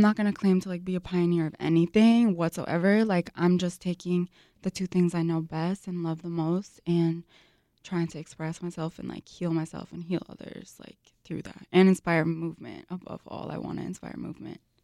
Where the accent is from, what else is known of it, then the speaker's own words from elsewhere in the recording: Chicago, Illinois, United States; I was born and raised here in Chicago to Lebanese immigrants